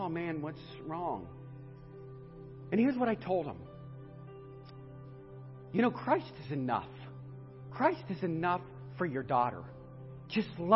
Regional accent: northeastern Ohio, United States; I'm from up in northeastern Ohio.

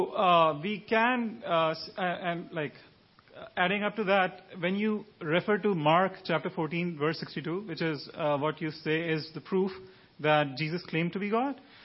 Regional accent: Pakistan; I'm from Pakistan.

